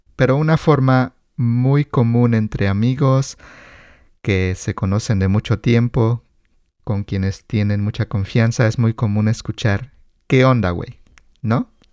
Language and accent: Spanish; Mexico; como mexicanos crecimos con estas palabras